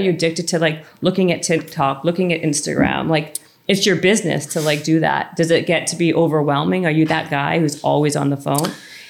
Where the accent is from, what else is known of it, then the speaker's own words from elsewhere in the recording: Canada; moved away; I'm Canadian.